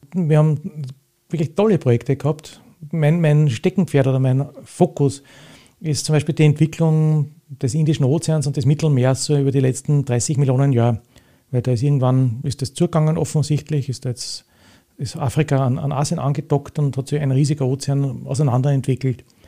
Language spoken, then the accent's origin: German; Retz, Lower Austria, Austria; in der Gegend, wo ich aufgewachsen bin, im Weinviertel bei Retz